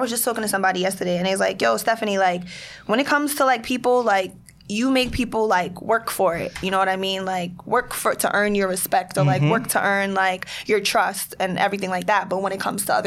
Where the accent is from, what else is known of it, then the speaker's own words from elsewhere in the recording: New York City, New York, United States; I am from Queens.